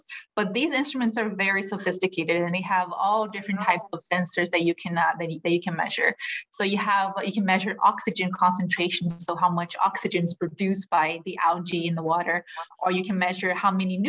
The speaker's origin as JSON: {"language": "English", "country": "Brazil", "also_born_or_lived": "Europe / California", "moved": "as an adult", "lives_now": "Hawaii, United States", "said": "I'm from Brazil. I lived most of my life there. I did my undergraduate degree there in oceanography"}